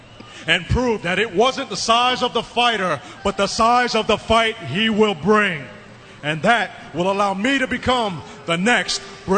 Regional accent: New York City, New York, United States; Growing up in Brooklyn, New York

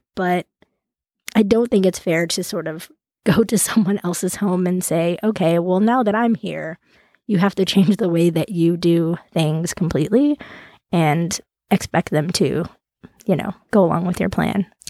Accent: Central California, United States; I grew up in Central California

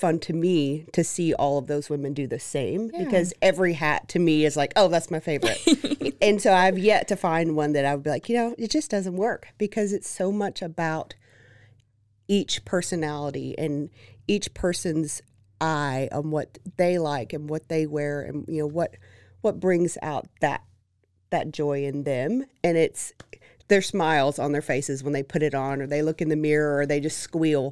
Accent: Waco, Texas, United States; So I am born and raised in Waco

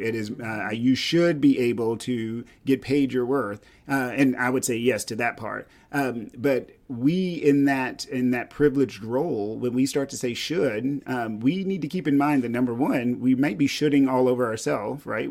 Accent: East Texas, United States; I grew up in East Texas

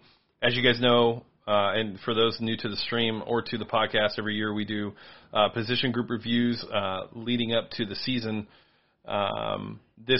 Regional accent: Los Angeles, California, United States; I'm from Los Angeles

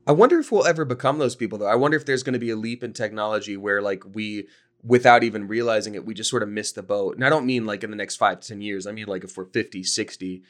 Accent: Georgia, United States; I grew up in Georgia

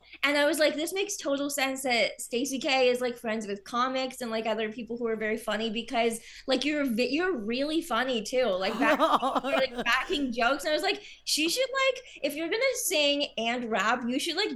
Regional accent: Kitchener, Ontario, Canada; moved away as an adult; now in Toronto, Canada; I'm from Kitchener. And so I know a lot of people around, like, the Kitchener, Waterloo, Cambridge area.

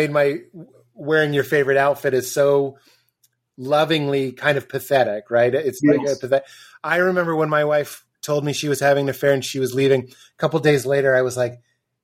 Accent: Boston, Massachusetts, United States; I'm from Boston, so I'm graduated high school in 97

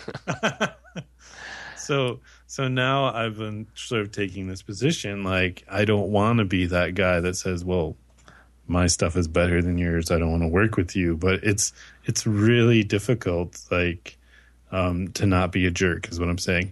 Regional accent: United States; now in Canada; despite being in Canada, I'm still an American

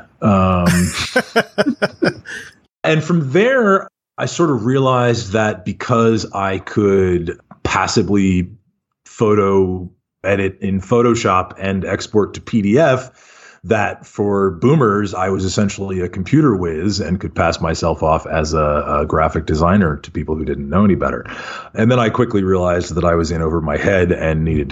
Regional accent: Davis, California, United States; also born or lived in Kuwait / Pennsylvania / Philadelphia; now in San Francisco, United States; grew up in Davis, California

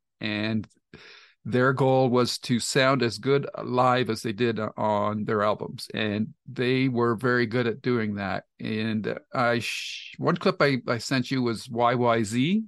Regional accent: Canada; I'm a Canadian, so I'm prejudiced.

